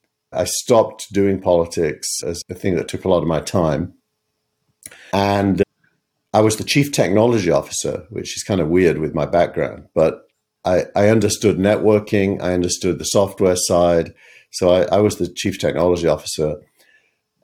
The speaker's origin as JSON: {"language": "English", "region": "England", "country": "United Kingdom", "accent": "regional accent"}